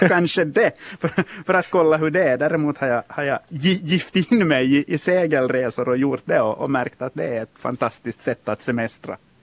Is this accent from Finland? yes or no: yes; Turku, Southwest Finland, Finland; now in Ostrobothnia, Finland; är min födelsestad. Jag är faktiskt Shit. född där på BB i Åbo.